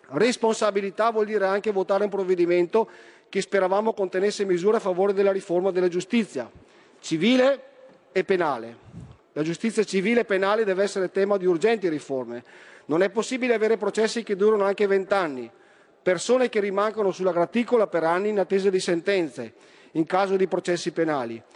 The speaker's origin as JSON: {"language": "Italian", "region": "Veneto", "country": "Italy", "said": "Da Veneto"}